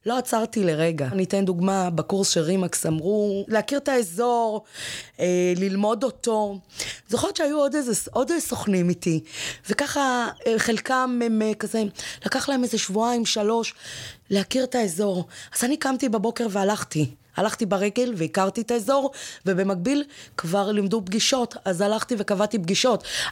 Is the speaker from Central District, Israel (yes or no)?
yes; Ramla/Lod, Central District, Israel; moved away as an adult; also born or lived in Nahariya; אני גדלתי שם, אני הגעתי משם